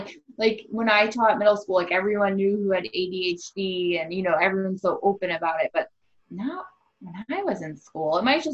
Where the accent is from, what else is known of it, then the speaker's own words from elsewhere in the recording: Ballston Spa, New York, United States; Ballston Spa, New York, to be exact